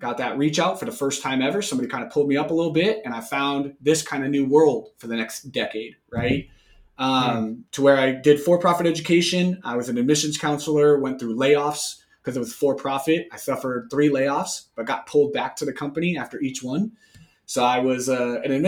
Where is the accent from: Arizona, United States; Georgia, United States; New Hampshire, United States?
Arizona, United States; also born or lived in California; came back home, came back to Arizona